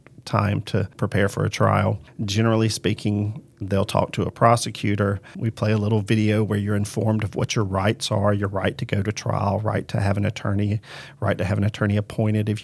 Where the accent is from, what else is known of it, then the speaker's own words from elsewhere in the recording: Macon, Georgia, United States; I was born and raised in Macon